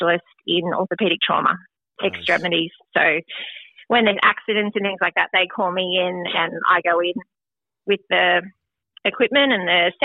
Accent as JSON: {"language": "English", "country": "Australia", "tie": "born or raised there", "moved": "as an adult", "said": "I grew up in Australia."}